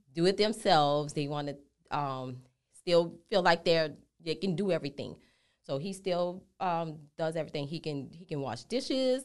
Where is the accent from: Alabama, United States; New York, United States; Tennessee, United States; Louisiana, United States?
Louisiana, United States; New Orleans; moved away as an adult; now in Houston, United States; I'm born and raised in New Orleans